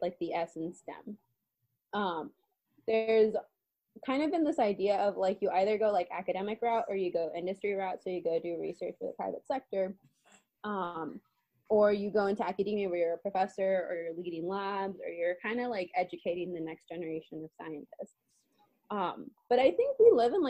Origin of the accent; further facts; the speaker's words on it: San Diego, California, United States; I'm from San Diego